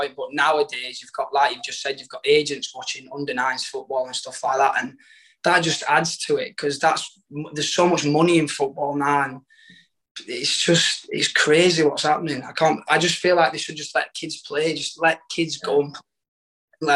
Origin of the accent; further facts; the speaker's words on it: Rotherham, Yorkshire and the Humber, United Kingdom; So I moved on to Rotherham. Obviously, with being my hometown